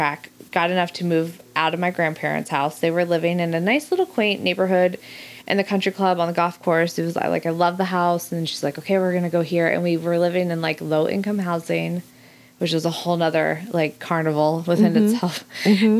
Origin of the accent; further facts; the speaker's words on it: Arizona, United States; growing up in Arizona